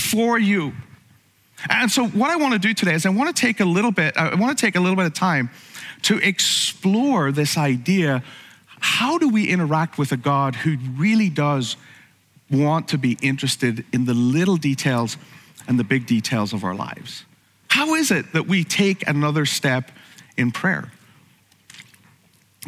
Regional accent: Ireland; growing up in Ireland

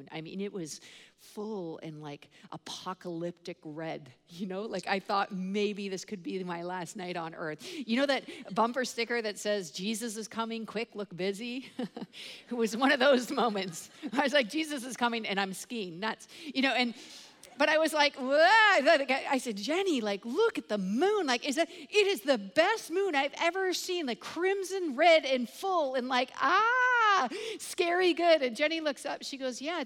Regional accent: Canada; I am Canadian

